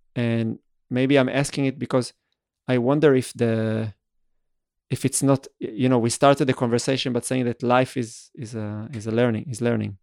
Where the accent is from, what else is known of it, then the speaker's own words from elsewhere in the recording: Israel; moved away as an adult; also born or lived in Vienna; I started growing up in Israel